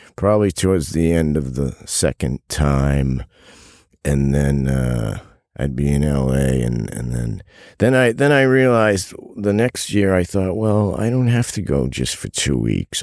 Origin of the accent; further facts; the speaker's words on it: Massachusetts, United States; moved away as an adult; also born or lived in New York City / Los Angeles; I'm from Massachusetts, but I lived in New York City in, like, mid-eighties to early ninety